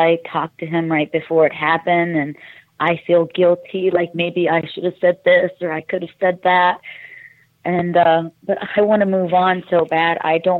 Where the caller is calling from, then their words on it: Canton, Ohio, United States; I'm from Canton, Ohio. How are you tonight?